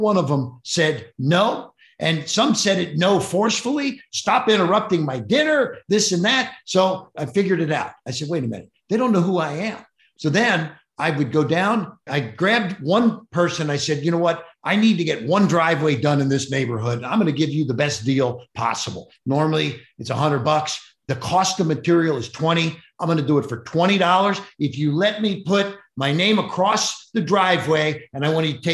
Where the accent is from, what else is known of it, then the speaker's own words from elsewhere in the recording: Cincinnati, Ohio, United States; I grew up in Cincinnati, Ohio, one of six kids